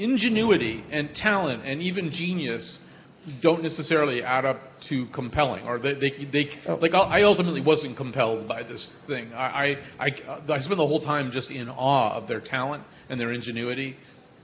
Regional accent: Connecticut, United States; I'm from Connecticut

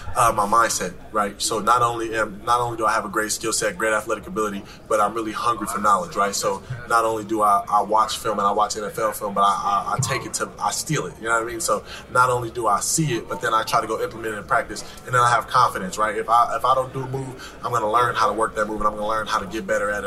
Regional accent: Los Angeles, California, United States; growing up in South Central Los Angeles

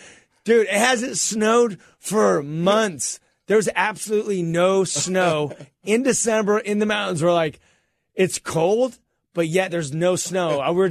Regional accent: California, United States; It is true. We are from Southern California.

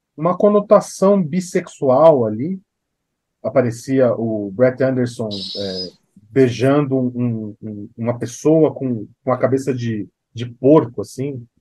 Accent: São Paulo, Brazil; Eu sou de São Paulo

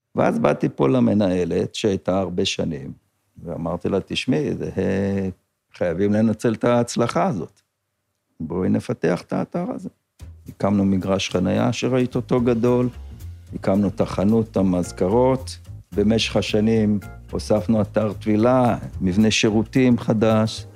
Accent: Kibbutz Kinneret, Northern District, Israel; נולדתי פה בקיבוץ

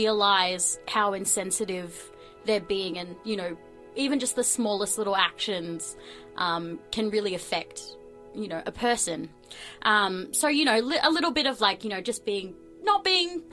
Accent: Melbourne, Victoria, Australia; also born or lived in New Zealand; I was born in New Zealand, grew up here in Melbourne.

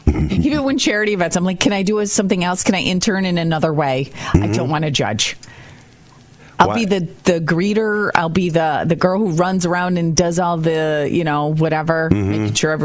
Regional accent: Rochester, New York, United States; Yeah, we're from Rochester.

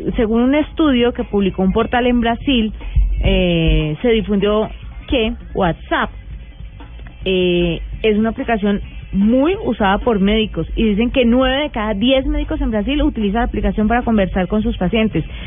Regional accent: Tuta, Boyacá, Colombia; moved away; Aposentos Tuta, mi pueblo

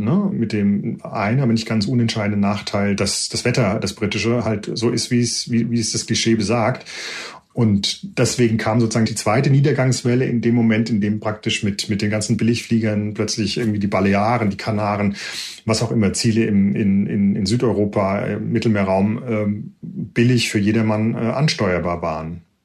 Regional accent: Germany; moved away as an adult; now in United Kingdom; uns Deutschen

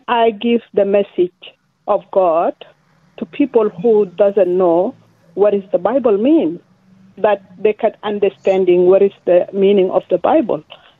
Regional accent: Sudan; first language Dinka; English is a second language; now in Melbourne, Australia; I am original from Sudan.

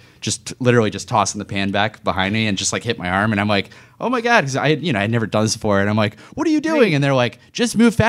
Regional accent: Chesapeake, Virginia, United States; Chesapeake, from Deep Creek.

